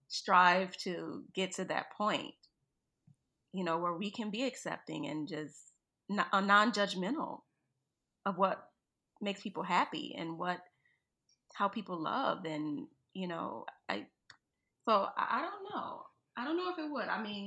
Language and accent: English; New Orleans, Louisiana, United States; I'm being from New Orleans, being from New Orleans, like, you know, things kind of get monotonous, you know?